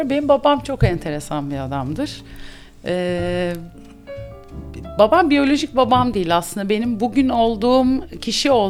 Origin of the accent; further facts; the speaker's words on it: Bandırma, Balıkesir, Turkey; also born or lived in İzmir; 79 doğumluyum. İzmir'de doğdum, İzmir, e, Bornova. Ee, ilkokul dönemi Bandırma. Benim ailem Bandırma Manyaslı. Bir Bandırma dönemimiz oldu. İlkokul, ortaokul, lise orada okudum. Sonra tekrar İzmir.